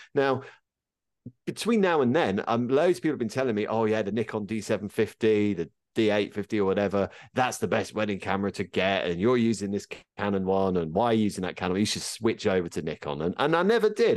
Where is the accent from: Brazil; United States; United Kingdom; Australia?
United Kingdom